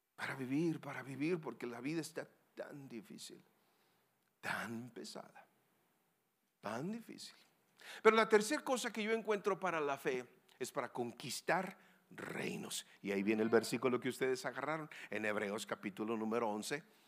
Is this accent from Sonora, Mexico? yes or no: yes; Sonora, Mexico; also born or lived in Querétaro; yo vengo de Sonora tierra de vaqueros y muy caliente